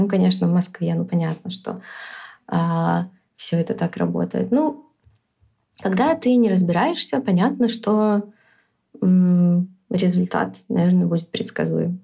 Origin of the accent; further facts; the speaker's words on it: Minsk, Belarus; also born or lived in New York; я родилась в Минске, всю жизнь жила в Минске